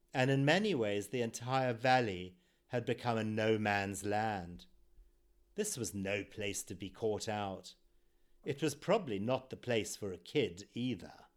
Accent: Zimbabwe; my life growing up in Zimbabwe, or formerly Rhodesia, in the 1960s and 70s

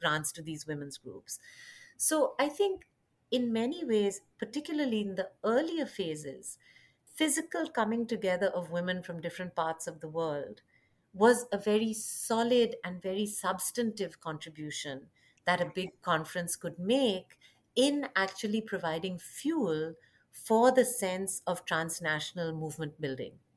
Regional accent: India; moved away; also born or lived in Chicago; I'm originally from India

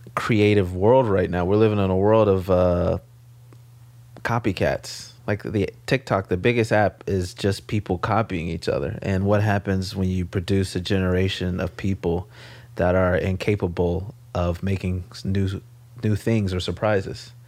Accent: Los Angeles, California, United States; moved away as an adult; now in New York, United States; I grew up in South Central

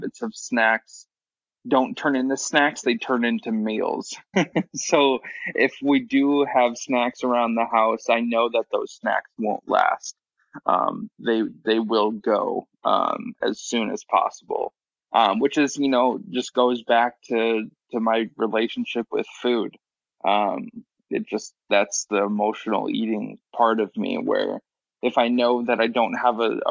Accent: Midwest, United States; I'm from the Midwest, so your normal steak and or meat and potatoes

